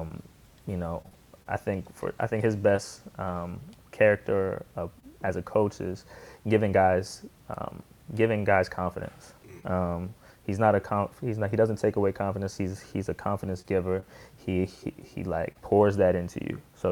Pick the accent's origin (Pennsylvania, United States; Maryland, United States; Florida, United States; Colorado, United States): Maryland, United States; Columbia; also born or lived in Baltimore; I grew up in Columbia, Maryland, but, I really learned the game in Baltimore